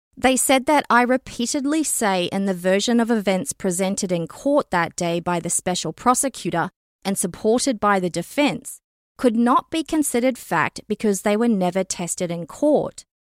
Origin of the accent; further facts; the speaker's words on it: Canada; as a Canadian citizen and member of the general public